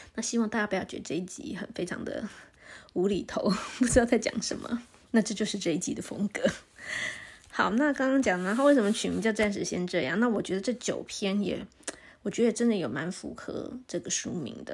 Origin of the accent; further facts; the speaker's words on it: Taipei, Taiwan; moved away as an adult; now in Taichung, Taiwan; 我自己其实是，是台北长，长大的，所以，然后后来才搬来台中，差不多十年吧